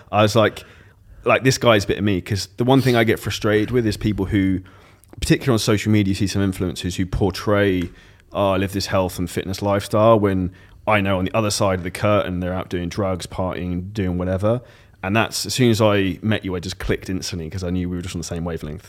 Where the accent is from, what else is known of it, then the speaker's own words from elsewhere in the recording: United Kingdom; I'm British